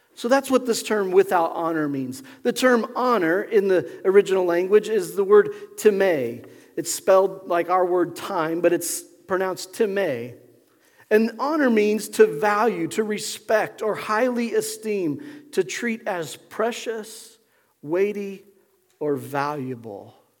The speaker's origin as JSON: {"language": "English", "town": "Pueblo", "region": "Colorado", "country": "United States", "tie": "born or raised there", "said": "I remember growing up in Pueblo, Colorado."}